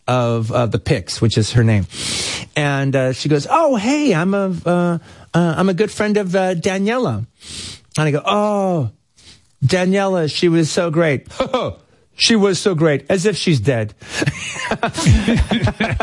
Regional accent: Los Angeles, California, United States; also born or lived in Tel Aviv, Israel; I'm from Los Angeles and I didn't know I was going to be there that long

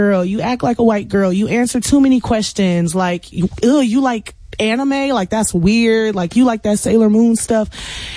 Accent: Houston, Texas, United States; I'm from the Southwest A-Leaf, Texas, where it's like, hey, Southwest, where everybody kind of went to the same schools growing up

